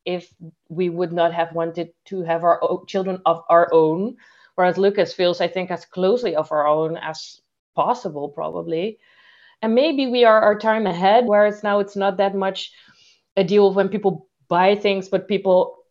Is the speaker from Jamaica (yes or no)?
no; Suriname; moved away; I'm originally from Suriname